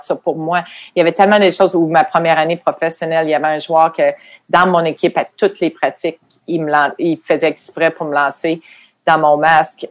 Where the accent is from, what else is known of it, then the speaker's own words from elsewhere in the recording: Quebec City, Quebec, Canada; moved away as an adult; je venais de Québec. On n'avait même pas de télévision anglaise.